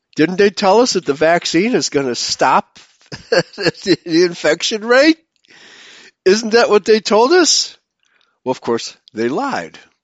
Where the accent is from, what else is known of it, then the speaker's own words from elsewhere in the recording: Chicago, Illinois, United States; growing up in Chicago